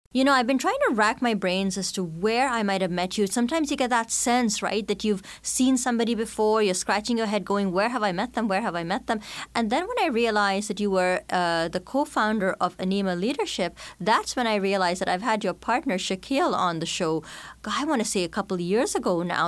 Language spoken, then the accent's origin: English; India; accent: mishmash of Canadian, British, and Indian; moved away as an adult; now in Canada; as an immigrant, growing up in India, then settling in Canada as an adult